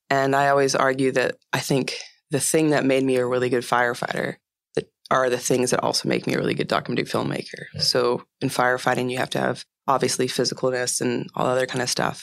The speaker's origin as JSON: {"language": "English", "area": "East Bay", "region": "Northern California", "country": "United States", "tie": "born or raised there", "also_born_or_lived": "Oakland, California", "said": "I was born in the Bay Area in Oakland, and I grew up. Um, when I was five, my parents moved from there to about 45 minutes east of Oakland to this really small town. And so I grew up in the East Bay and in Northern California"}